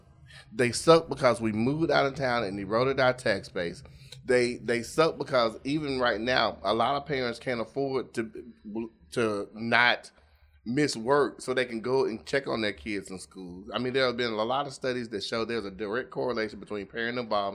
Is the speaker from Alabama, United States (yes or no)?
yes; Dolomite, Alabama, United States; I'm 52. I graduated high school in 1985. I went to Pleasant Grove High School because I grew up in Dolomite.